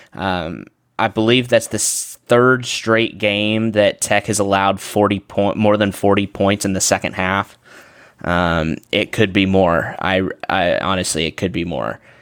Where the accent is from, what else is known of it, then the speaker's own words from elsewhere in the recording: Midland, Texas, United States; I'm from Midland